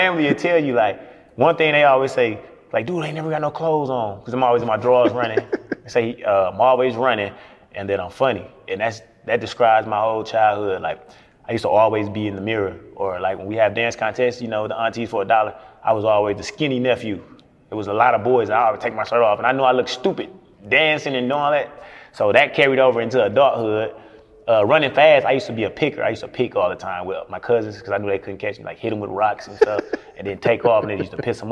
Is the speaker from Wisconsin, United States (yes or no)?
yes; Milwaukee, Wisconsin, United States; moved away as an adult; now in Atlanta, United States; Milwaukee, Wisconsin. Born and raised in Milwaukee, Wisconsin.